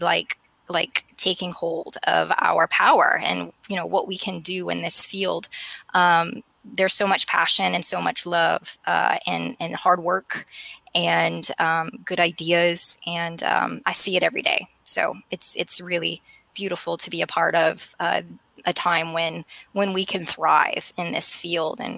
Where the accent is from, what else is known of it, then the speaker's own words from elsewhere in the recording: Kaplan, Louisiana, United States; moved away as an adult; now in Lafayette, United States; Growing up, I was a tomboy from Kaplan